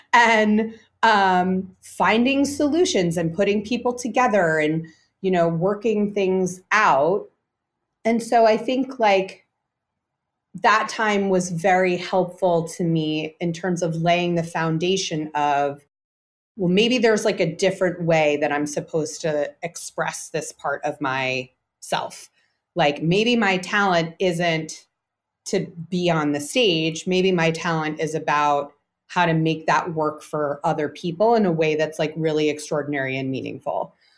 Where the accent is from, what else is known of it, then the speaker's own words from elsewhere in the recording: New York, United States; I grew up in New York, yeah.